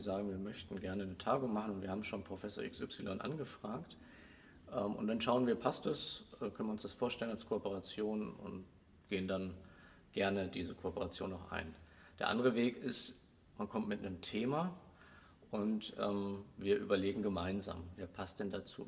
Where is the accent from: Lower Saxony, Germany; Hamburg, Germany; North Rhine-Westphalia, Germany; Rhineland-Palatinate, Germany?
Hamburg, Germany; now in Swabia, Germany; als Hamburger, der hierher kommt, werde ich damit immer wieder konfrontiert. Du bist aber nicht von hier. Man hört es ja auch